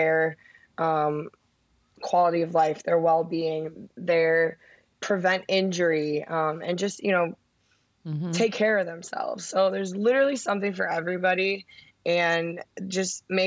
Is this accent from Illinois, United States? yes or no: yes; Chicago, Illinois, United States; I'm from Chicago